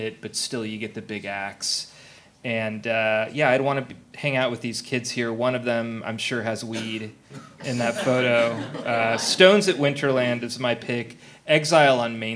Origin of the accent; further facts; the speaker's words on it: Burlingame, California, United States; I grew up in Burlingame